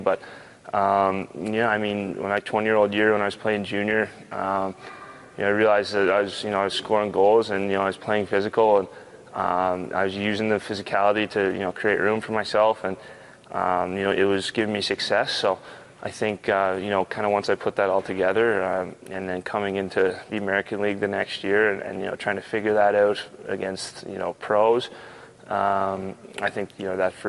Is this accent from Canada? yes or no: yes; Canada; moved away as an adult; also born or lived in Vancouver; now in Philadelphia, United States; I'm Canadian too